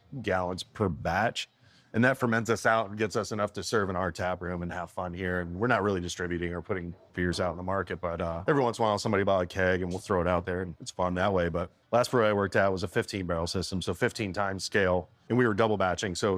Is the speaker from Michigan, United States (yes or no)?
yes; Michigan, United States; now in Graham, United States; I grew up in Michigan, man, and craft beer is pretty prevalent up there